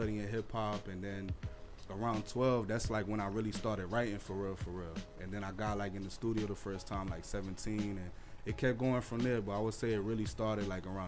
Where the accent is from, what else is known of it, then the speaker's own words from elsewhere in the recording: Paterson, New Jersey, United States; also born or lived in Garfield, New Jersey / Fair Lawn, New Jersey; Originally, I'm from Garfield. At a young age, I moved to Fairlawn, and then that's basically, like, how I didn't really fit in the town, so that's basically how I ended up, like, chilling in Patterson at a younger age